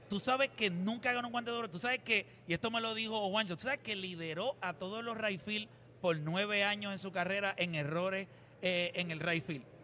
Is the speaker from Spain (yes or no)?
no; Dominican Republic; now in Puerto Rico; Yo vine de República Dominicana